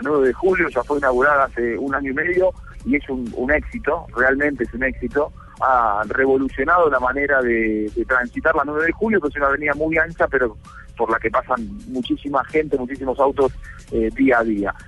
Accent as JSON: {"language": "Spanish", "country": "Argentina", "said": "como argentino, a mí me pasa"}